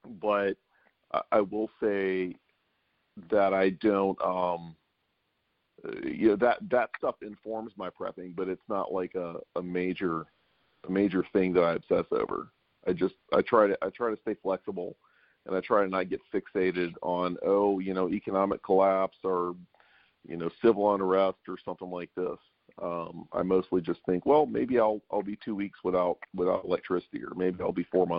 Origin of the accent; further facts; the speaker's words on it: Louisiana, United States; also born or lived in San Francisco; I'm from South Louisiana, and we had hurricane preps, and we've always been kind of minded that way.